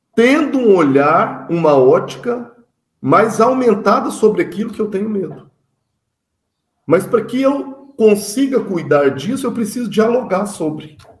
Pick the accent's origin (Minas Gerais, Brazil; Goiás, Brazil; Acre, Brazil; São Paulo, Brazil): Minas Gerais, Brazil; Sou mineiro